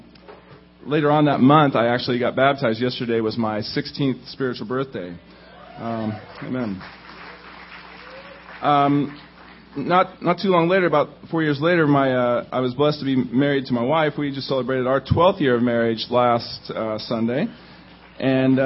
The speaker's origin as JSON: {"language": "English", "region": "Indiana", "country": "United States", "tie": "born or raised there", "moved": "yes", "lives_now": "Southern California, United States", "said": "I grew up in Indiana, which is a little bit different from Southern California, just a little bit"}